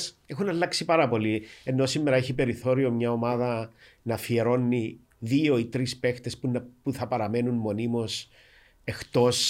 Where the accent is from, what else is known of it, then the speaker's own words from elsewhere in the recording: Vatili, Famagusta District, Cyprus; moved away; είμαι και πρόσφυγα, είμαι από τη Βατιλή